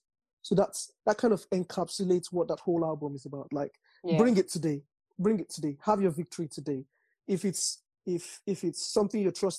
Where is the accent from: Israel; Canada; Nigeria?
Nigeria; accent: Nigerian; moved away; I grew up in Nigeria.